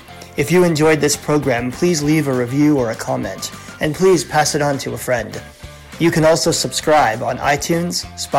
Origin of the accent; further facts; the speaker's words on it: United States; moved away as an adult; now in Thornhill, Canada; I've lived in Canada now for 10 years, but I'm American, as you know, and Thanksgiving is one of the things that I really miss about the United States.